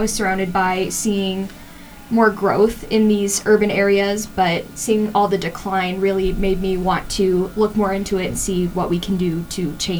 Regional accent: Boone, Iowa, United States; growing up in Boone, I always considered Boone to be a small town, which I look at now and it's, yeah, no, it's not that small.

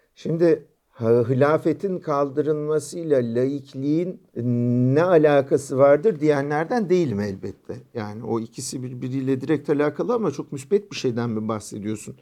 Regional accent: Istanbul, Turkey; İstanbul'dan doğduk büyüdük işte bizim şehrimiz yani. Sur içinde doğduk, sur içinde büyüyoruz

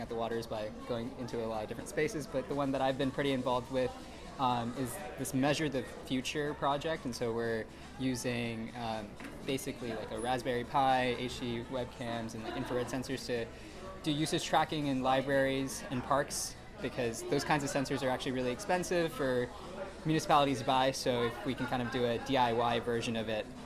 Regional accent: Atlanta, Georgia, United States; moved away as an adult; now in Chapel Hill, United States; I'm originally from Atlanta, Georgia

